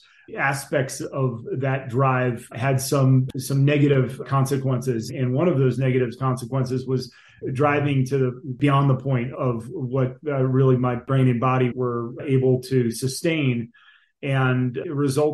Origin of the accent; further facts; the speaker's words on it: Northern New Jersey, United States; moved away as an adult; also born or lived in Vermont; I grew up in Northern New Jersey outside New York City